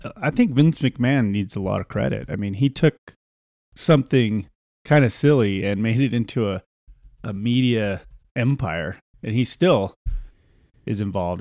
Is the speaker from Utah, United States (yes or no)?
yes; Salt Lake City, Utah, United States; Salt Lake City